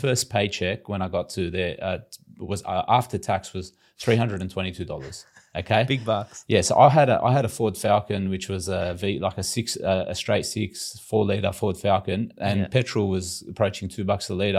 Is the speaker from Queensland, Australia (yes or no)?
no; Sydney, New South Wales, Australia; we grew up in Western Sydney in, you know, typical immigrant families, big Lebanese